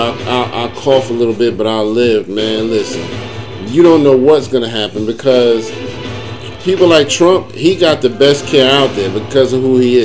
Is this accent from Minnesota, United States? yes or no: no; New York area, United States; I grew up in the New York area